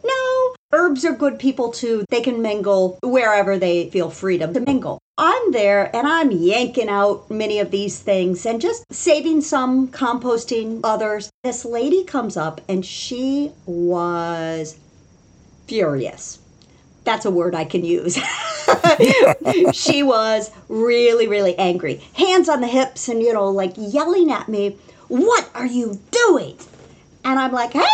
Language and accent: English; Indiana, United States; now in Washington, DC, United States; I grew up in Indiana.